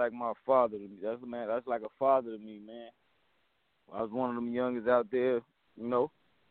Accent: Camden, South Carolina, United States; I'm from Camden, South Carolina. A lot of people think I'm from Jersey, but I'm not. That's just where the family at, you heard?

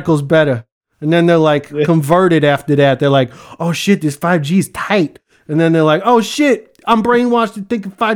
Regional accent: United States; Since I'm from America

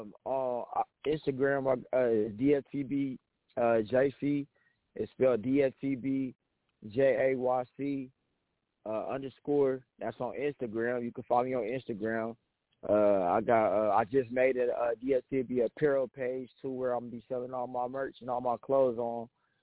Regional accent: Lawton, Oklahoma, United States; also born or lived in Ohio; I was born in Ohio, you know what I'm saying? My dad, he was in the Army, so we was moving around a lot. You know what I'm saying? We went out to Lawton, then moved out to Lawton, Oklahoma. I've been out there, really raised out there

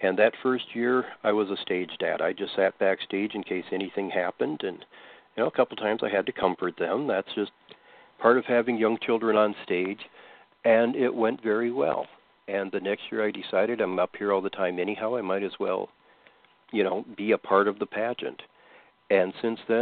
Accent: Westbrook, Minnesota, United States; I'm from Westbrook personally

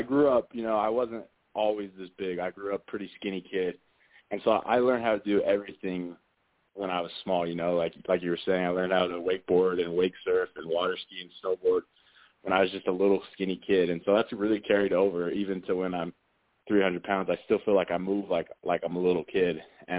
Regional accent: Utah, United States; I grew up in Utah watching BYU football

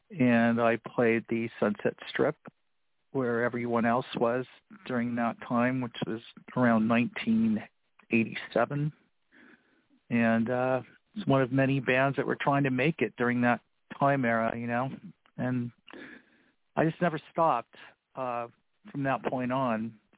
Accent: Los Angeles, California, United States; also born or lived in Florida / North Carolina / South Carolina / Georgia; I'm originally from Florida. I was raised in Los Angeles. I was an Army baby.

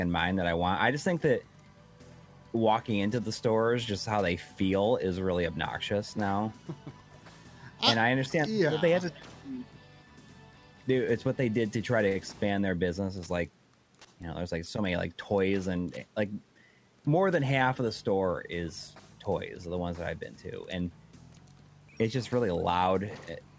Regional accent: Western New York, United States; there was a Game Crazy in my hometown for a little while

